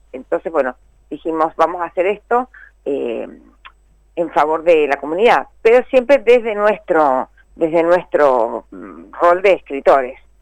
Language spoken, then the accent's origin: Spanish; Mendoza, Argentina; moved away as an adult; now in Buenos Aires, Argentina; yo soy mendocina. Ah, vivo en Buenos Aires, hace, más de 30 años que vivo en Buenos Aires